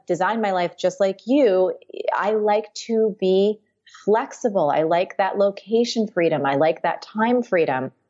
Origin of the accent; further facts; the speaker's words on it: New Jersey, United States; moved away as an adult; now in New York, United States; I grew up in New Jersey. I've lived my whole life there